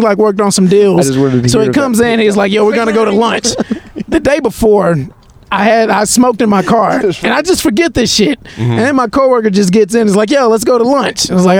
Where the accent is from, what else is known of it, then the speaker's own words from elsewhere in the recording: Houston area, Texas, United States; also born or lived in San Marcos, Texas / Austin, Texas; I grew up around the Houston area. Small town close to Houston is where I grew up.